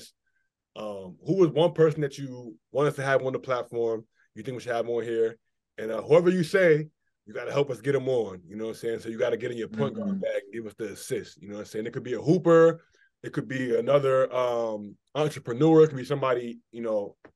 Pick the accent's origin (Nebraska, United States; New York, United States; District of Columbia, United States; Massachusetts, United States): District of Columbia, United States; Washington; now in Japan; People ask where I'm from. I'd be like, I always say DC